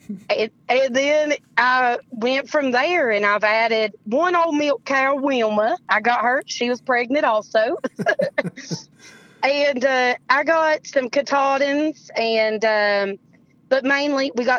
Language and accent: English; Russell County, Virginia, United States; accent: Appalachian; moved away as an adult; also born or lived in Europe / Hampton Roads / North Carolina; I wanted to sort of move back home, and I'm originally from Russell County.